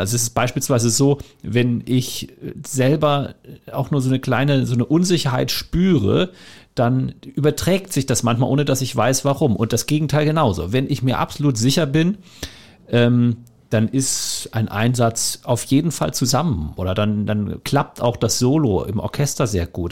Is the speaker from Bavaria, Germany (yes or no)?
no; Hamburg, Germany; born or raised there; moved away as an adult; also born or lived in Kiel / Upper Franconia; now in Cottbus, Germany